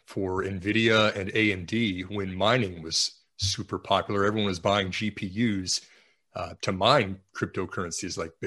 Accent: Texas, United States; we are both from Texas

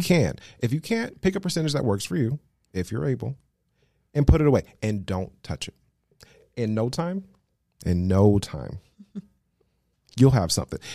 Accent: Las Vegas, Nevada, United States; moved away as an adult; now in Los Angeles, United States; I was born and raised in Las Vegas, Nevada. I live now in Los Angeles.

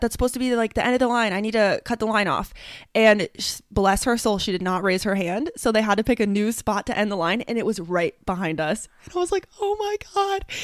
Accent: two hours north of Columbus, Ohio, United States; moved away as an adult; my hometown, which is two hours north of where I live

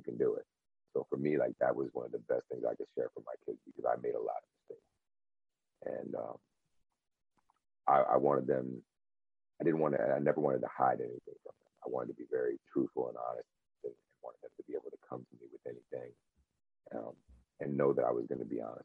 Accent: Connecticut, United States; also born or lived in California; So I was born in California. I want to say I was seven years old. We moved to Connecticut

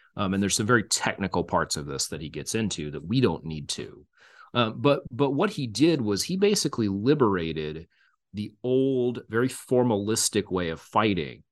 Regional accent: Texas, United States; now in Kansas, United States; I'm originally from Texas as well

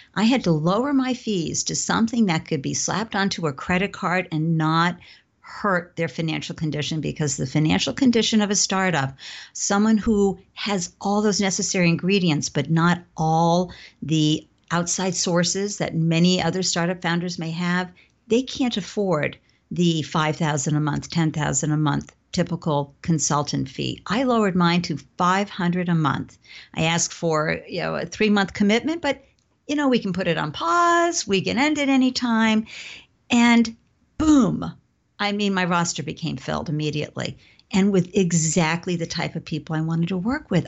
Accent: Southern Maine, Massachusetts town, New England, United States; I grew up in a New England, Southern Maine, Massachusetts town, middle class

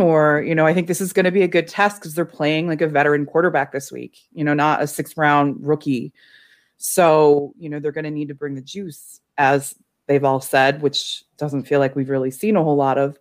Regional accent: Chicago, Illinois, United States; as a Chicagoan

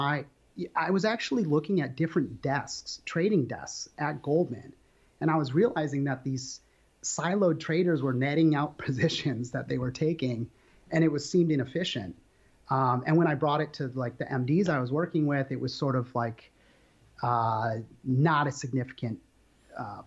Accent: Minnesota, United States; moved away; also born or lived in Puget Sound, Washington / New York / London; I grew up in the Midwest in Minnesota

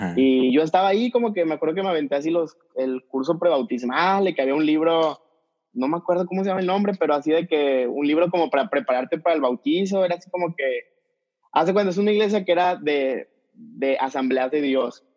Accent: Mexico City, Mexico; moved away as an adult; also born or lived in El Paso, Texas; now in Tijuana, Mexico; soy de la Ciudad de México, nomás que vivo ahorita en Tijuana

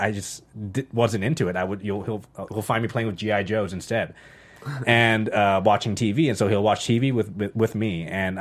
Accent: Canada; moved away as an adult; also born or lived in Los Angeles, United States; now in United States; I moved from Canada to the United States

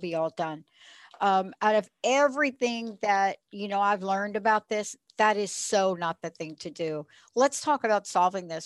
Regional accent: New York City, New York, United States; now in Western Washington, United States; I'm from New York.

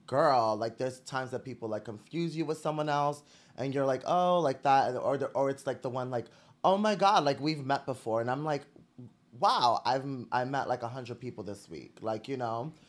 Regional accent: New York City, New York, United States; I was born and raised in Brooklyn

